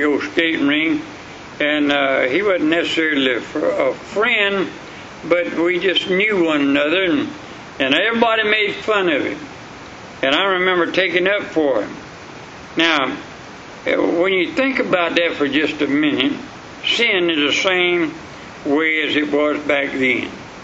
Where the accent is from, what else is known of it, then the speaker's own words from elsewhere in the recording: Sulphur Springs, United States; I was raised up in the Sulphur Springs